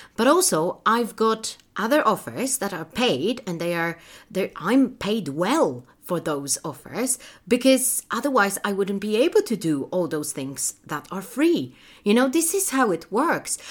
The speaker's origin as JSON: {"language": "English", "country": "Poland", "moved": "yes", "said": "in my home country, in Poland"}